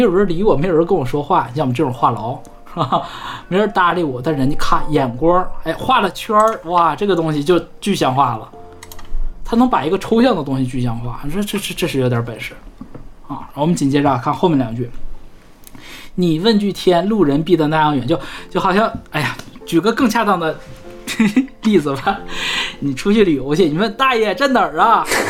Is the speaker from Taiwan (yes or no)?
no; Northeast China, China; now in Hong Kong; 我们东北人